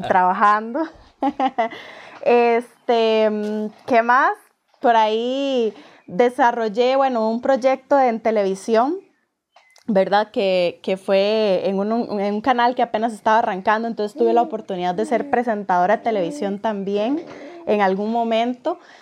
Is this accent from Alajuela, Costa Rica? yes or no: yes; San Ramón, Alajuela, Costa Rica; now in Escazú, Costa Rica; soy oriunda de San Ramón, pero me vine a vivir a Escazú, San José, Escazú de Costa Rica